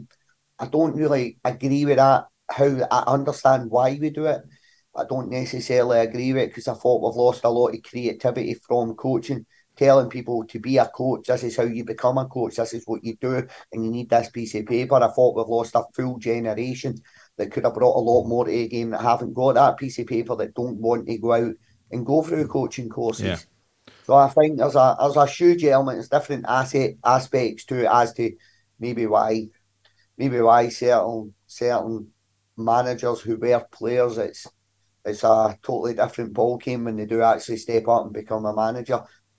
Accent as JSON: {"language": "English", "town": "Glasgow", "region": "Scotland", "country": "United Kingdom", "tie": "born or raised there", "said": "the Govan shipyards, growing up in Govan. Like myself, like sharing a bedroom with my younger brother most of my life."}